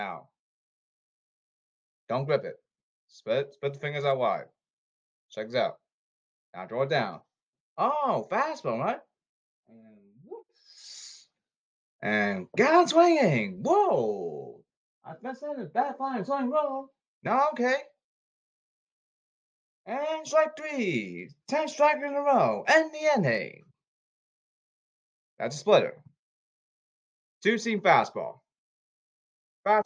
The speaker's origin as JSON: {"language": "English", "town": "Boston", "region": "Massachusetts", "country": "United States", "said": "I'm from Boston"}